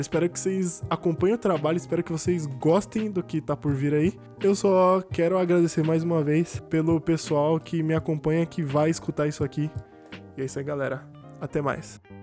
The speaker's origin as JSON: {"language": "Portuguese", "town": "Cosmópolis", "region": "São Paulo", "country": "Brazil", "said": "eu sou de uma cidade do interior de São Paulo, chamada Cosmópolis"}